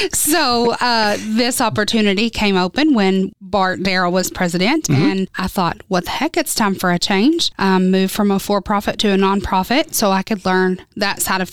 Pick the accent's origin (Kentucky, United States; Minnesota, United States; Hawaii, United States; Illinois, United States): Kentucky, United States; Owensboro; I grew up in Owensboro, Kentucky, born and raised